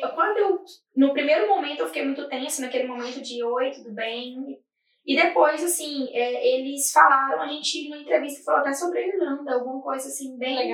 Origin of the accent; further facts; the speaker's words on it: Goiás, Brazil; moved away as an adult; now in Ireland; eu sou de Goiás